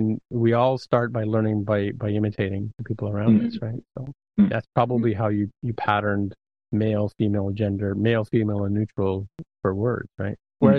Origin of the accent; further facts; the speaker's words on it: Canada; okay, sorry, sorry, because I'm Canadian, right?